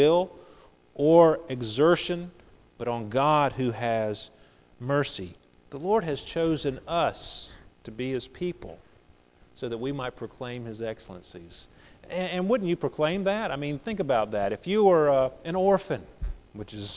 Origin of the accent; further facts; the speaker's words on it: United States; also born or lived in England; I lived in England for over 7 years, and I was always astounded as an American observing British culture